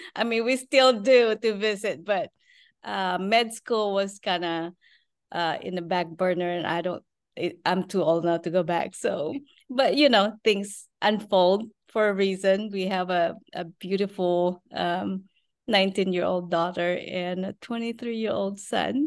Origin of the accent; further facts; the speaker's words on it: Philippines; moved away as an adult; now in Texas, United States; I was born and raised in the Philippines. We live in Texas now.